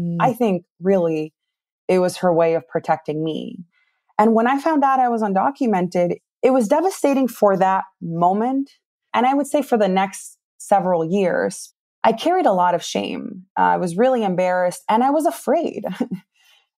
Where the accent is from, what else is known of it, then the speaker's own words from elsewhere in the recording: New Milford, Connecticut, United States; English is a second language; also born or lived in Peru; my family decided to move here when I was 10 years old. And I grew up in Connecticut, in New Milford, Connecticut